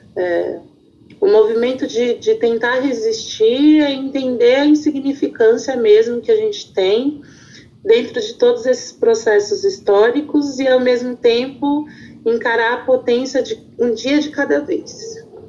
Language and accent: Portuguese; São Paulo, Brazil; eu sou do Jardim Ângela